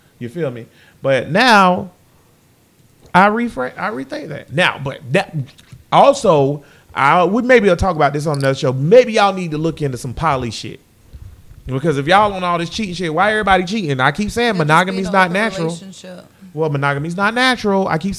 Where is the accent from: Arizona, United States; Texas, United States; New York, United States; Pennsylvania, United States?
Texas, United States; Hey, I'm a Texan.